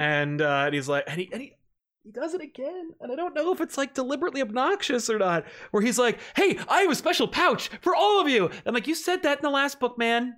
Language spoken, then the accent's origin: English; New Jersey, United States; I'm from Jersey